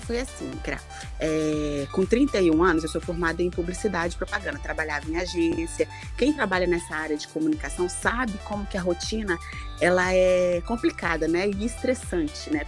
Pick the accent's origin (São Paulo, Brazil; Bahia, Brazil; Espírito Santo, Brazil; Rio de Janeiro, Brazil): Espírito Santo, Brazil; Colatina; saí lá de Colatina